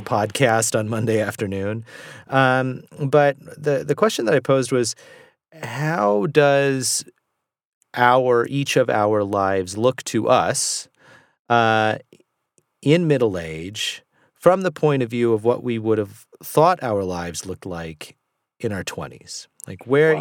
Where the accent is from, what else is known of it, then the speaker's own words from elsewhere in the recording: Southern California, United States; I grew up in Southern California